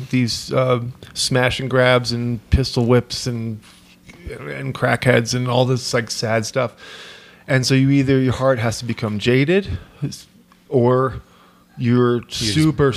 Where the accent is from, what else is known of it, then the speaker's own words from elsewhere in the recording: Hudson Valley, just outside New York City, United States; moved away; also born or lived in Oakland, California; I grew up just outside of New York City in the Hudson Valley